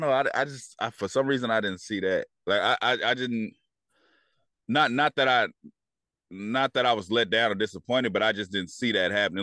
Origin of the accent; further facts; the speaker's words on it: Bay Area, California, United States; I'm from the Bay Area